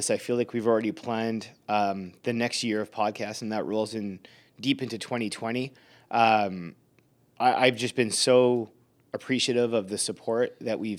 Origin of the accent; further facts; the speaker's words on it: Canada; So I'm Canadian, you're Canadian by default, by citizenship.